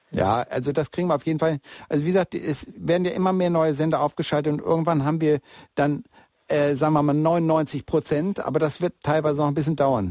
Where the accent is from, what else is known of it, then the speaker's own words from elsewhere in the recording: Bielefeld, North Rhine-Westphalia, Germany; now in Munich, Germany; Also ich komme ja eigentlich aus Bielefeld und die Stadt am Teutoburger Wald. Und äh, aber bin schon seit 1977 in München